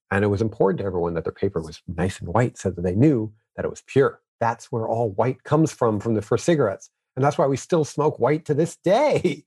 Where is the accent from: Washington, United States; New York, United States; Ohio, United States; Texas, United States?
New York, United States; me growing up in New York